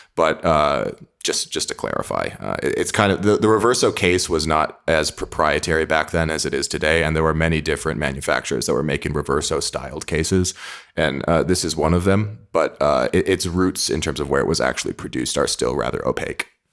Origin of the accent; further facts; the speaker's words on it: Midwest, United States; I'm a kid from the Midwest